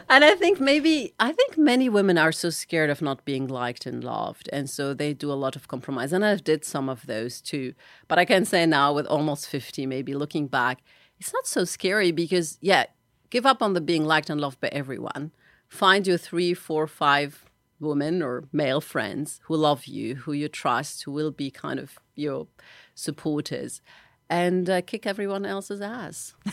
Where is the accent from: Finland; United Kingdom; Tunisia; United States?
Tunisia; She assumed, maybe because I'm from Arab country, maybe because I'm a woman, maybe because I looked younger, that I couldn't be the cabinet minister that is invited for lunch.